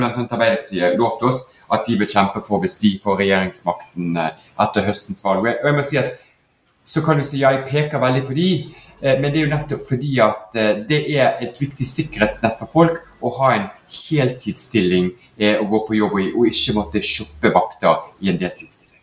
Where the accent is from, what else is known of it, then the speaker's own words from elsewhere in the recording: Bergen, Vestland, Norway; du hører jo jeg er bergenser